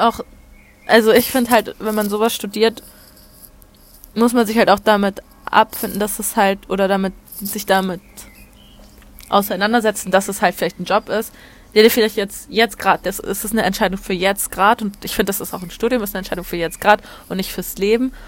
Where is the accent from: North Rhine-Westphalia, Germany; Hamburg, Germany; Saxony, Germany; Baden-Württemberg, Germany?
Hamburg, Germany; moved away as an adult; now in Olten, Switzerland; Ich komme ursprünglich aus Hamburg, wohne jetzt in der Schweiz, im beschaulichen Alten